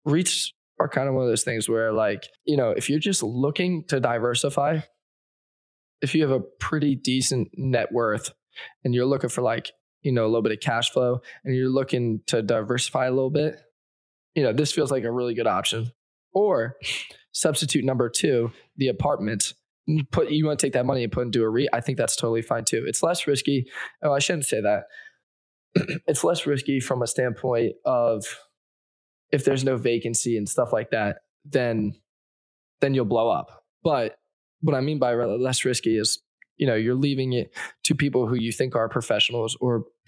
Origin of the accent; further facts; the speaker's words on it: Northeast, United States; I'm from the Northeast